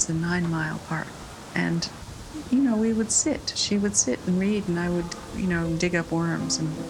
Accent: New York City, New York, United States; I grew up in New York City

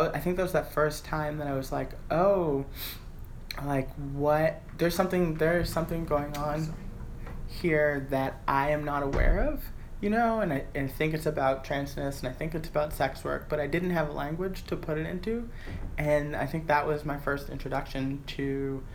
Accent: Boston, Massachusetts, United States; moved away as an adult; now in New York City, United States; I grew up in Roxbury

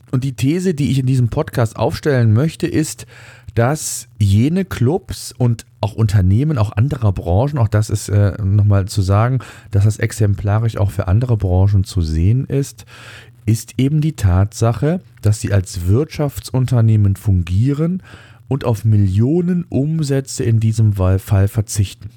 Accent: Germany; hier bei uns in Deutschland

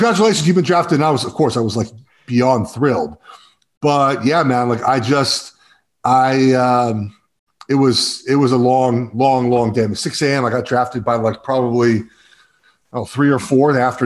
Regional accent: Los Angeles, California, United States; So I grew up in Los Angeles. I'm at my parents' house.

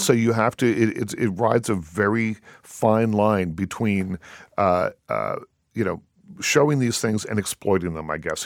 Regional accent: Liverpool, Nova Scotia, Canada; my hometown, by the way, of Liverpool, Nova Scotia

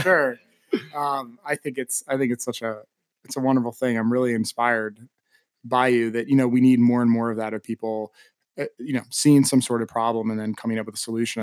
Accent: East Coast, United States; moved away as an adult; now in Austin, United States; I was born and raised on the East Coast, but have lived in Austin now for nine years

